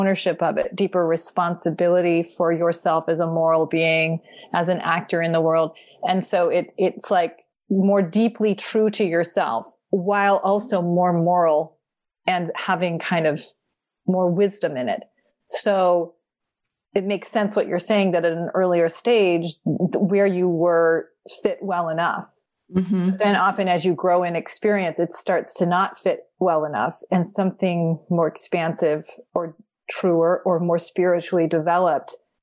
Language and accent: English; Vermont, United States; I grew up in Vermont in a very small branch